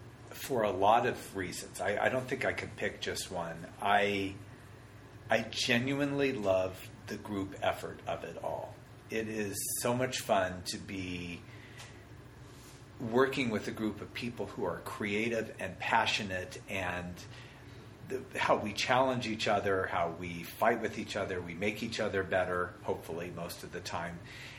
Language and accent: English; Denver, Colorado, United States; Denver, Colorado.